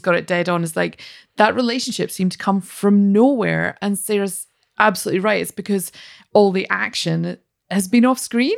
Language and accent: English; Scotland, United Kingdom; as a Scottish person